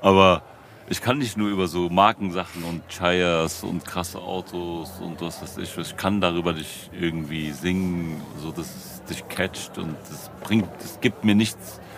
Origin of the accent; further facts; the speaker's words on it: Frankfurt, Hesse, Germany; Ich bin ja hier in Frankfurt geboren und aufgewachsen